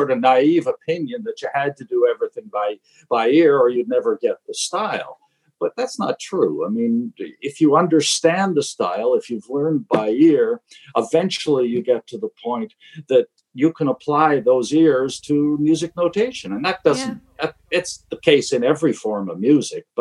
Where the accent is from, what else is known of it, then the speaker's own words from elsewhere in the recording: Toronto, Ontario, Canada; now in Cape Breton, Canada; I was born in Toronto and still going back visiting family and stuff in Toronto